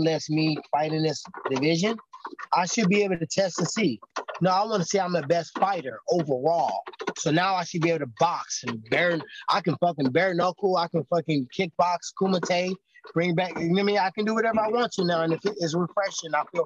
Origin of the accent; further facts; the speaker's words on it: St. Louis, Missouri, United States; I'm from St. Louis, which is St. Louis in Missouri is called the Show Me State